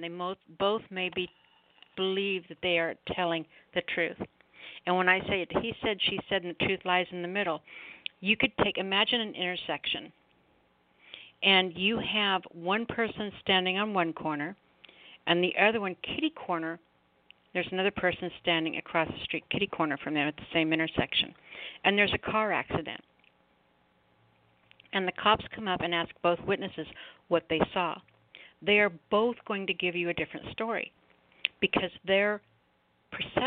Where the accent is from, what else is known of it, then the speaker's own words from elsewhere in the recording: United States; as American people